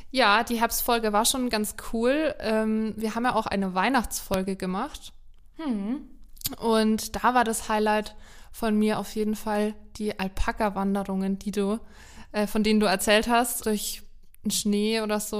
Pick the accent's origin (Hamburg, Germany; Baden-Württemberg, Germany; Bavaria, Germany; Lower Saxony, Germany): Bavaria, Germany; Franconia; accent: Franconian; wir Franken sind halt auch sehr stolz auf unseren Dialekt